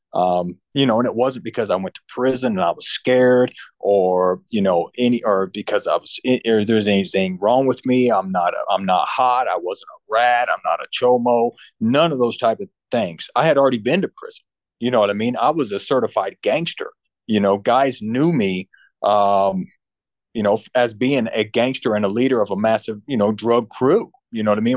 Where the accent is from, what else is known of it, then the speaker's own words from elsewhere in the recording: Central Illinois, United States; moved away as an adult; also born or lived in Hampton, Virginia / Florida; I'm from Central Illinois